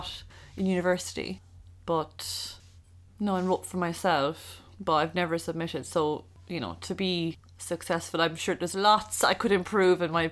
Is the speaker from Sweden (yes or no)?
no; Ireland; moved away as an adult; also born or lived in Seoul, South Korea / Barcelona, Spain; as an Irish person